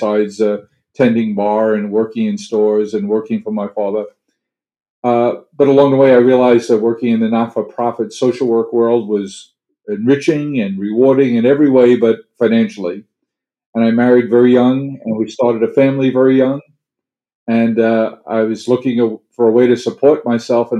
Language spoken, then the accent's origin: English; New York City, New York, United States; I grew up in New York City in Queens County, South Queens, a very blue-collar neighborhood